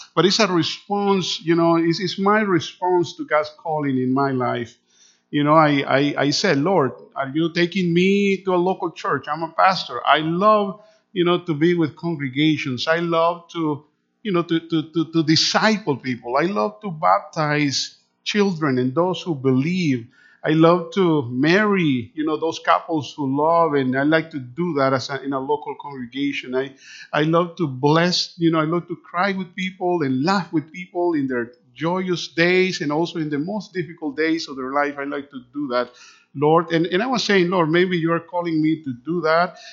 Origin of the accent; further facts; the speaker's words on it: Managua, Nicaragua; first language Spanish; English is a second language; moved away; also born or lived in Canada / California; I was born in Managua Nicaragua is a country just between Honduras and Costa Rica